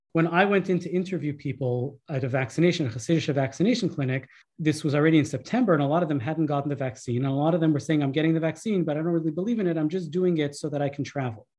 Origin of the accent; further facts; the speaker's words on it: Canada; as a Canadian